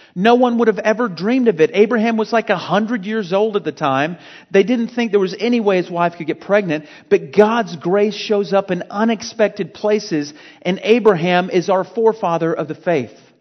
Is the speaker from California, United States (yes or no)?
no; Fort Worth, Texas, United States; moved away as an adult; also born or lived in Louisiana; Fort Worth's my hometown.